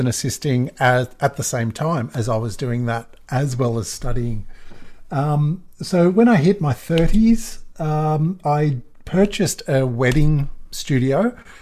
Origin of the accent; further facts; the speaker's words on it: Australia; accent: Australian; my Australian accent